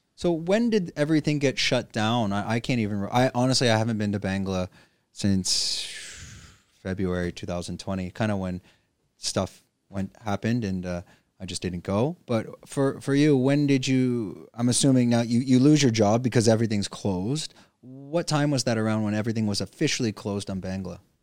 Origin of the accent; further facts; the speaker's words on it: Canada; moved away; I'm from Canada